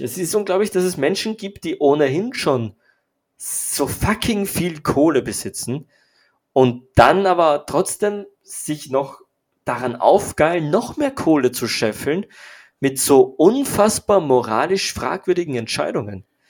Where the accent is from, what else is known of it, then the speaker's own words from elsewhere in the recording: Austria; für mich als, als Österreicher